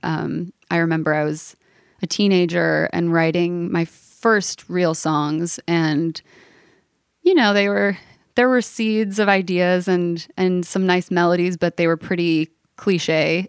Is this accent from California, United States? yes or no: yes; Los Angeles, California, United States; moved away as an adult; also born or lived in New York / Nashville; I grew up right in the heart of L A in a neighborhood called Brookside that's kind of just south of Hancock Park